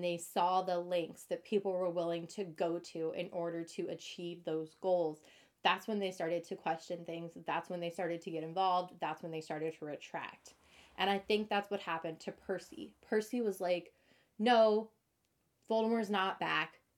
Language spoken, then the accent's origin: English; Midwest, United States; very Midwest to me because that's where I grew up